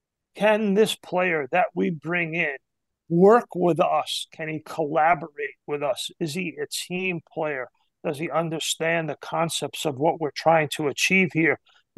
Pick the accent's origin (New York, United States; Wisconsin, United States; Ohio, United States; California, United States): New York, United States; I grew up in New York.